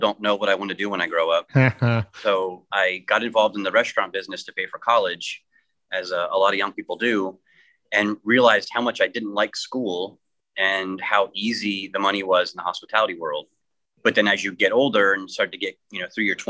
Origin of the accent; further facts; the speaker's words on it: Florida, United States; also born or lived in Pennsylvania; My family moved here in 1978 from Pennsylvania. So at 7 years old, I didn't have much say in that choice, but I loved it. My mom and I spent every weekend on the beach